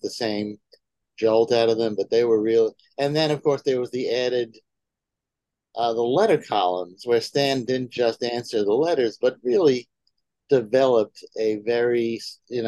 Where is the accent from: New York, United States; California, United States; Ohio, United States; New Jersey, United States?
New York, United States; New York City; I was born and raised in Manhattan